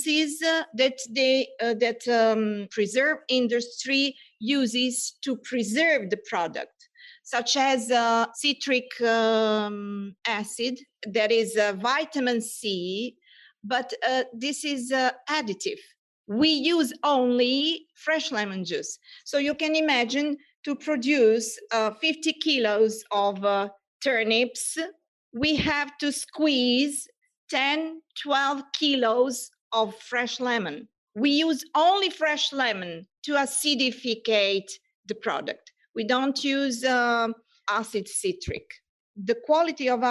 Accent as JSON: {"language": "English", "country": "Serbia", "moved": "as an adult", "lives_now": "Italy", "said": "I'm originally from Serbia, but I lived in Italy for 17 years. It's my home now."}